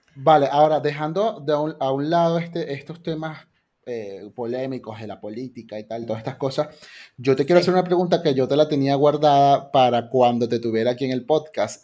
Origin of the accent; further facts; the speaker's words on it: Venezuela; soy venezolano y, me, crecí también allí